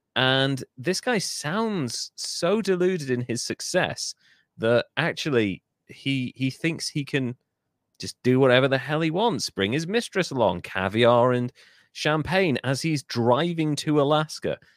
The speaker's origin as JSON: {"language": "English", "region": "Wales", "country": "United Kingdom", "said": "as a Welshman"}